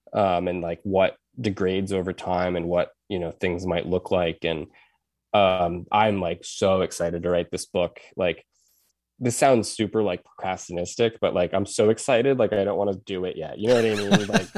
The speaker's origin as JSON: {"language": "English", "country": "United States", "tie": "born or raised there", "said": "because I grew up on the Res and I had friends whose parents had married in and they were not Native at all."}